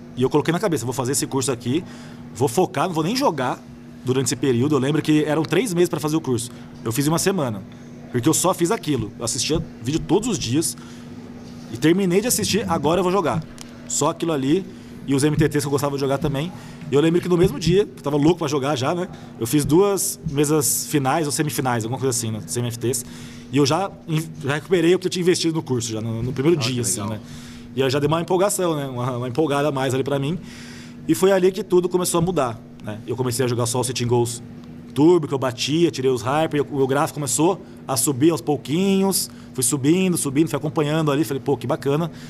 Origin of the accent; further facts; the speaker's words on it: Campinas, São Paulo, Brazil; eu nasci em São Paulo, mas eu vim para Campinas bem pequeno. Vim não, fui para Campinas pequena, com dois anos ali. Fui morar em Barão Geraldo já. Morei a vida inteira, praticamente, em Campinas